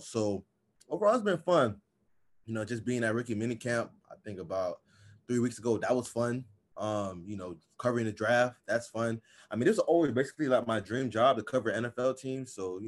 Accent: Miami, Florida, United States; I grew up in Miami and I'm a Dolphins fan.

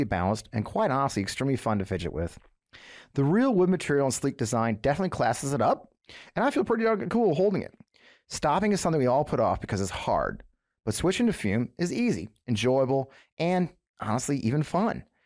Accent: Missouri, United States; I grew up here in Missouri.

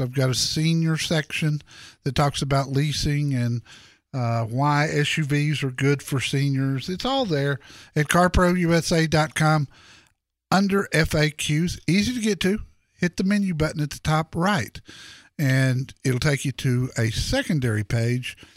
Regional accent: Dallas, Texas, United States; here in my hometown, Dallas Fort Worth

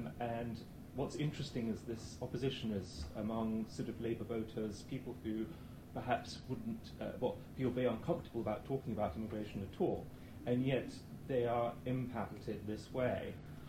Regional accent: London, United Kingdom; I come from West London

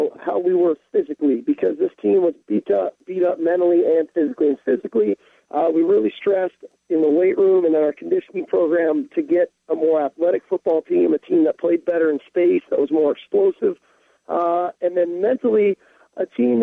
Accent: Southern California, United States; moved away as an adult; now in Seattle, United States; growing up in the Pac-10 and in Southern California

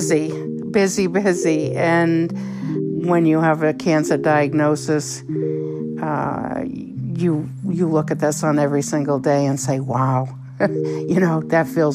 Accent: Gray, Maine, United States; I'm from Gray, Maine. I've lived in Maine my whole life.

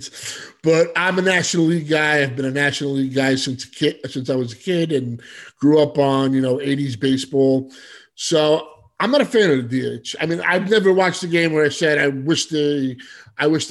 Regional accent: New York City, New York, United States; also born or lived in Manhattan; I was born in Brooklyn, raised in Staten Island, Brooklyn

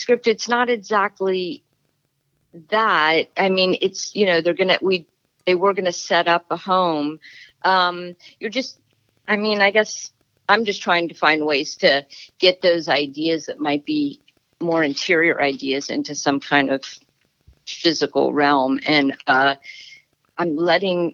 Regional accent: Florida, United States; moved away as an adult; also born or lived in New York City; now in Pacific Northwest, United States; I'm from Florida, which has a very different sort of landscape than the Northwest

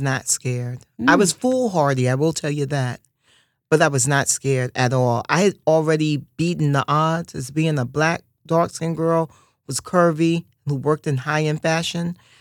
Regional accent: New York City, New York, United States; growing up in Harlem

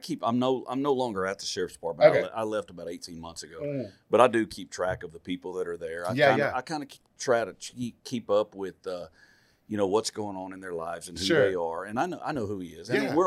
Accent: Waco, Texas, United States; also born or lived in Valley Mills, Texas; I grew up in South Waco

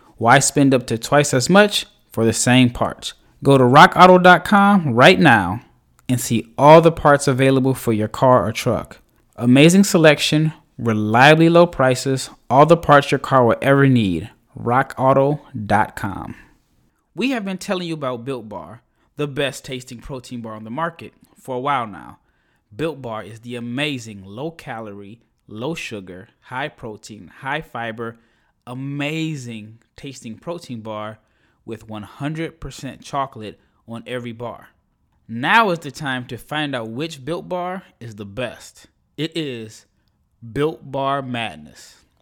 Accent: Omaha, Nebraska, United States; my hometown Creighton Blue Jays

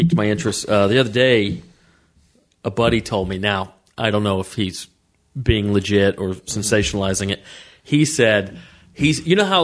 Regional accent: United States; I'm an American citizen

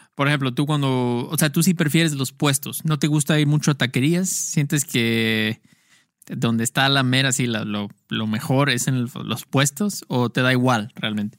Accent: Mexico; Soy un outcast a la sociedad mexicana.

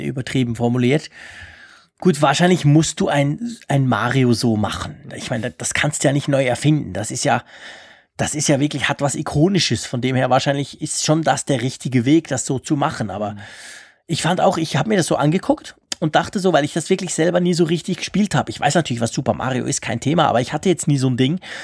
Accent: Switzerland; als Schweizer, weil wir Schweizer

